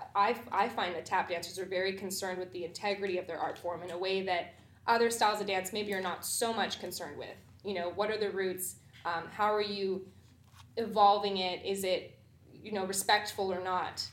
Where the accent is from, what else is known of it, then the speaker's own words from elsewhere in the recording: Vancouver, British Columbia, Canada; moved away as an adult; also born or lived in Washington, D.C.; now in United States; I'm born and raised in Vancouver